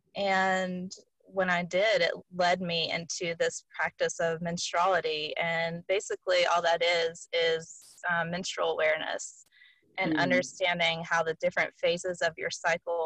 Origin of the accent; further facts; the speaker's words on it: Western North Carolina, United States; I grew up in the Bible Belt in Western North Carolina